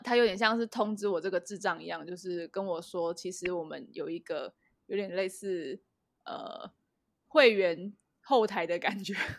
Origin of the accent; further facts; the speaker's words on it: Taiwan; 一听到我是台湾人啊，会疯狂地跟我说谢谢